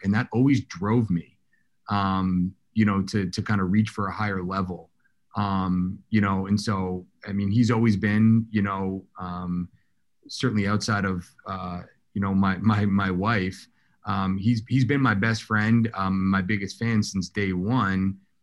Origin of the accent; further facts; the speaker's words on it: Southern Maine, United States; we grew up in Southern Maine, uh, non-traditional lacrosse area.